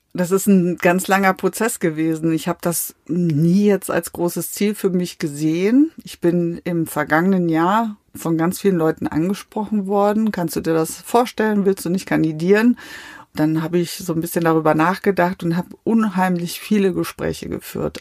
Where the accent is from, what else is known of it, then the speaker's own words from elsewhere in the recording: Mainz, Rhineland-Palatinate, Germany; also born or lived in Sassenberg, North Rhine-Westphalia; das meine Heimatstadt ist